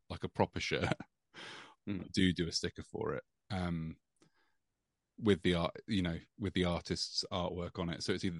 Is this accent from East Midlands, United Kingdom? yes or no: yes; East Midlands, United Kingdom; This is like the town I grew up in Rutland.